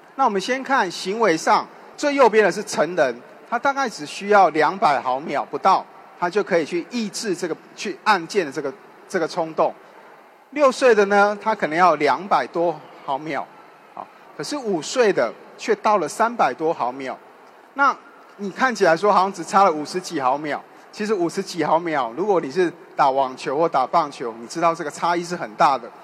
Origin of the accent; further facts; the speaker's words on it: Taiwan; accent: Taiwanese; 就像我讲话可能有点台湾的口音一样